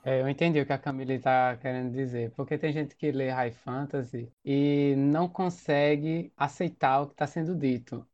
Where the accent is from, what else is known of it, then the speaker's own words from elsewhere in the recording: Maceió, Alagoas, Brazil; eu sou de Maceió